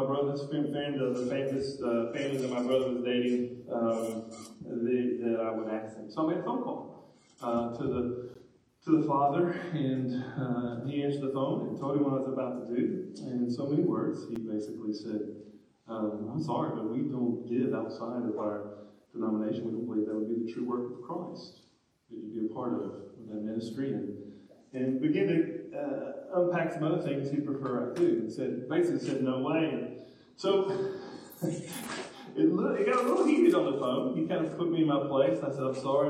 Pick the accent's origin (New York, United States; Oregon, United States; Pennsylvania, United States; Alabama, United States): Alabama, United States; Northwest; moved away as an adult; now in Kentucky, United States; I grew up in Northwest Alabama